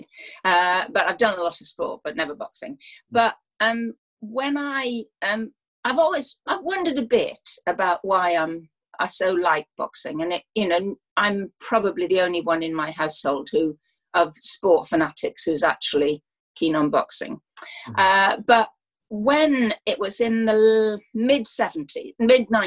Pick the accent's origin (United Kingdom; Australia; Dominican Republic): United Kingdom; South Wales; I come from South Wales, and boxing matters in South Wales quite a lot